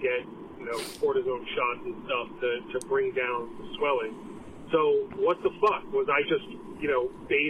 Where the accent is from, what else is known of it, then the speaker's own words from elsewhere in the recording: California, United States; I grew up out in California.